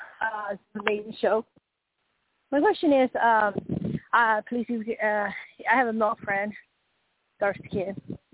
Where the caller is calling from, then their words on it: Colorado, United States; I'm Colorado, and I've heard y'all through the years with Carl